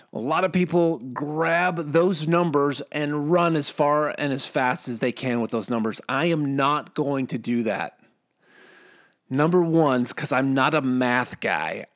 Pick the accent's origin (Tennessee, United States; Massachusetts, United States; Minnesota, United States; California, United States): Minnesota, United States; I'm from Minnesota.